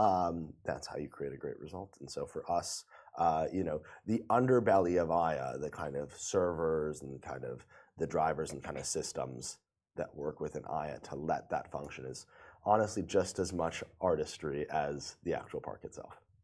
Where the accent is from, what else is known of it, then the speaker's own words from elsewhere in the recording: New York, United States; moved away as an adult; now in Dubai, United Arab Emirates; so I'm from New York. I mm-hmm. moved to Dubai about four years ago